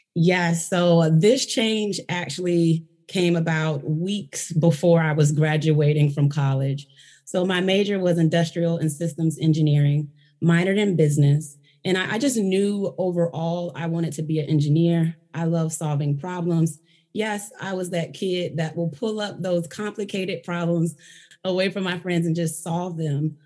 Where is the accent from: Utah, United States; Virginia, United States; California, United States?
Virginia, United States; I am from Virginia. I am a Virginian through and through.